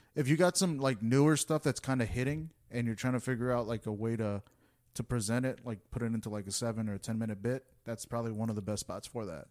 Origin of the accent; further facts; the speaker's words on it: United States; I was born in the U S